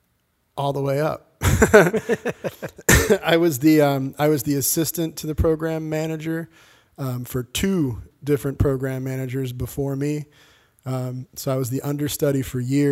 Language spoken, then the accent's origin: English; Connecticut, United States; now in Boston, United States; being a teenager, growing up in Connecticut